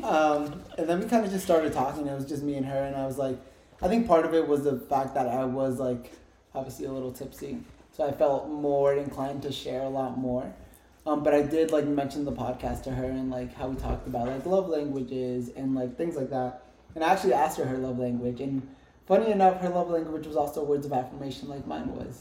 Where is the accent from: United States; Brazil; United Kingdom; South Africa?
United States; New Jersey; now in Tucson, United States; I'm from Jersey